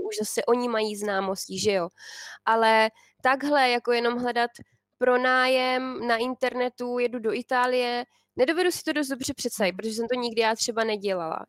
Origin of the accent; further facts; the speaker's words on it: Czechia; now in Italy; my Češi